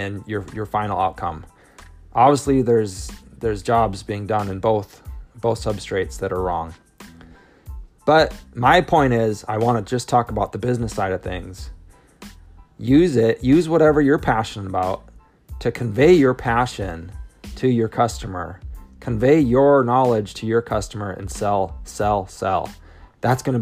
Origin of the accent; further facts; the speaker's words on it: Minnesota, United States; my home state